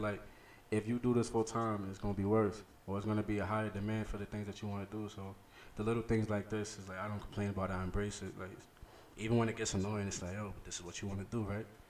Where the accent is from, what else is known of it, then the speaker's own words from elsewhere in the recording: New York City, New York, United States; from the Bronx, the South Bronx to be exact